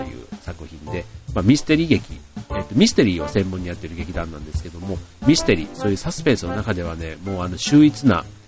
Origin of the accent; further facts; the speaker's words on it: Osaka, Japan; 自分はあの、大阪出身